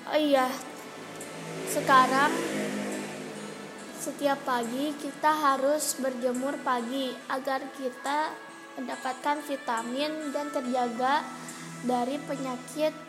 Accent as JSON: {"language": "Indonesian", "town": "Tasikmalaya", "region": "West Java", "country": "Indonesia", "said": "Asal saya dari kota Tasikmalaya Umur saya 13 tahun"}